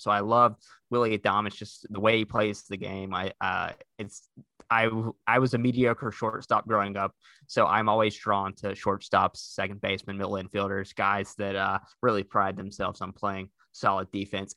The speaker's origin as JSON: {"language": "English", "region": "the South", "country": "United States", "accent": "Southern", "said": "despite my Southern accent"}